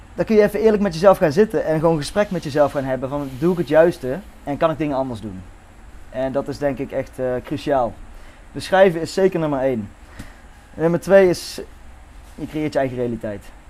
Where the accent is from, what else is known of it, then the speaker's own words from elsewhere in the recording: Netherlands; geboren in Nederland